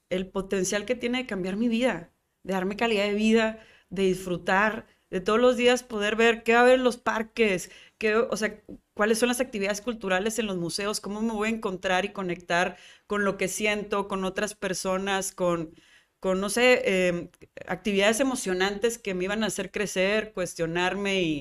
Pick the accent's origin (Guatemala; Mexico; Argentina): Mexico; Monterrey, Nuevo León; also born or lived in New York; soy mexicana, soy regia y soy neoyorquina, porque empiezas a agarrarle la identidad y como ese saborcito y amor a la ciudad.